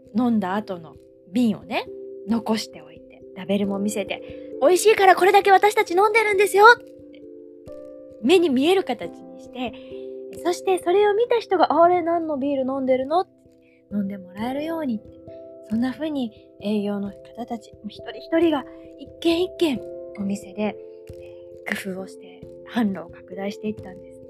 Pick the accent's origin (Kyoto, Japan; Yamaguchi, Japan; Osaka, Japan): Osaka, Japan; 大阪で生まれ育った私